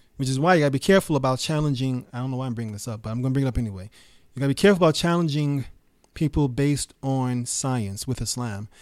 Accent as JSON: {"language": "English", "town": "New York City", "region": "New York", "country": "United States", "tie": "born or raised there", "said": "when I was growing up in New York City"}